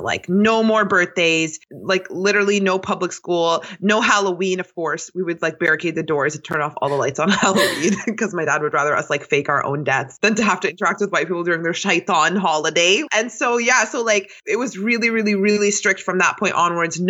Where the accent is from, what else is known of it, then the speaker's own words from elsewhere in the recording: Toronto, Ontario, Canada; I was born and raised in Toronto. I still live here as of now.